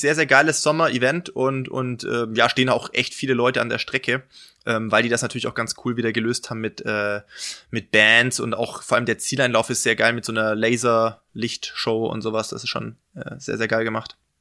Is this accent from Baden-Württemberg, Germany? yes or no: yes; near Stuttgart, Swabia, Baden-Württemberg, Germany; moved away as an adult; now in Regensburg, Germany; bin eigentlich gebürtiger Schwabe, ähm, komme also aus der Nähe von Stuttgart